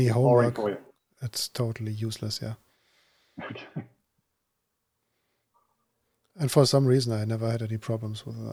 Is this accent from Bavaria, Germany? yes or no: no; Braunschweig, Lower Saxony, Germany; moved away; I was living in Braunschweig